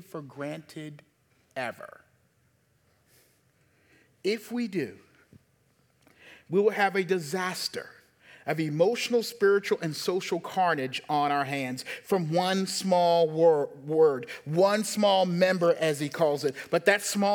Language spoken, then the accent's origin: English; the South, United States; moved away; also born or lived in Baltimore; I'm from the South.